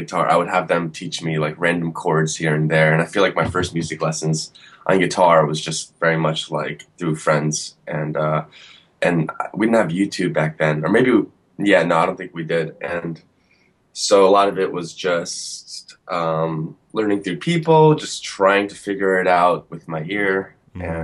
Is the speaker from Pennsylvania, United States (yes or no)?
no; Woodbridge, New Jersey, United States; born or raised there